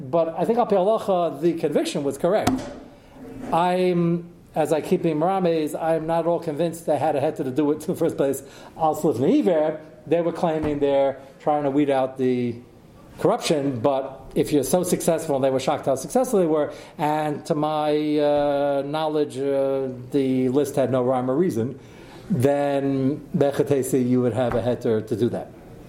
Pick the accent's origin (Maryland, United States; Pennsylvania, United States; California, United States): Pennsylvania, United States; Yeah, they were some from New Jersey, I'm from Pennsylvania.